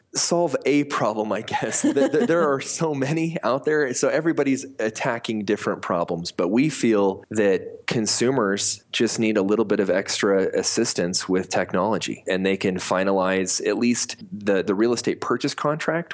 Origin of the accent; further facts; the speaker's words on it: Montana, United States; moved away as an adult; also born or lived in Colorado / Rexburg, Idaho; now in Salt Lake City, United States; I was born in Colorado on a ranch my cowboy father uh, moved us to Montana when I was about five years old. My parents split. I lived half my life in Colorado, half in Montana.